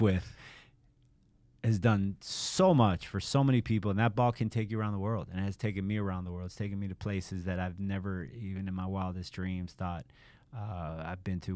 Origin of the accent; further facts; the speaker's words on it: Miami, Florida, United States; I grew up in Miami, so I'm also a Hurricane fan